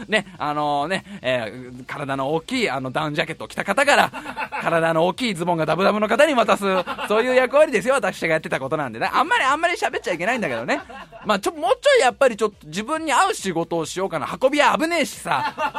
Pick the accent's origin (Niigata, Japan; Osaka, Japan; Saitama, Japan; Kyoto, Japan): Saitama, Japan; Tokorozawa; also born or lived in Tokyo; 東京都に生まれましてね、ね、そのすぐ後に埼玉県に、えー、運ばれて、運ばれて、 すぐ埼玉県に移り住んで、そこの埼玉で